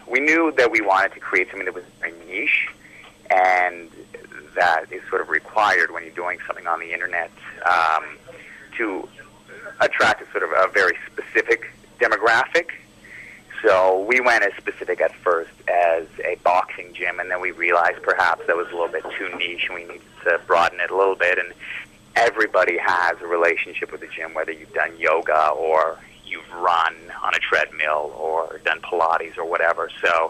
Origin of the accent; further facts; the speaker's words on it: Vancouver, British Columbia, Canada; We have a lot of Canadian fans, obviously, being that we're from Vancouver